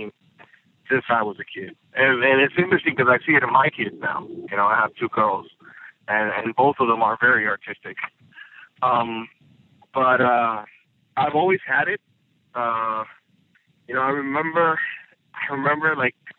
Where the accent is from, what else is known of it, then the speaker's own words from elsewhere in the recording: San Juan, Puerto Rico; moved away as an adult; also born or lived in Mayagüez, Puerto Rico; now in Atlanta, United States; Originally, I grew up in Puerto Rico. I was born in a town called Mayagüez